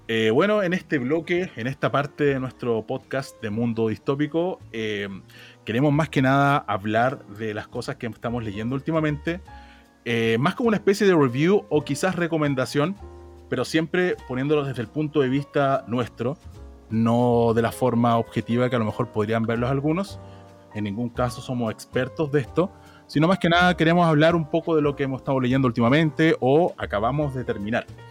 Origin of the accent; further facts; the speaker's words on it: Santiago, Santiago Metropolitan Region, Chile; Soy de Santiago